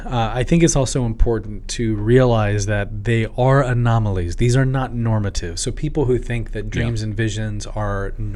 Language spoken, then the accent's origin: English; Tanzania; I grew up in East Africa, and actually there was a time when I was 7 years old, my whole family were in Dodoma, which is central Tanzania